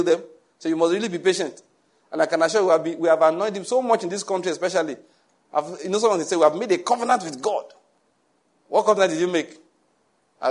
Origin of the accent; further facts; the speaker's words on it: Nigeria; moved away; in my hometown, in my mother's church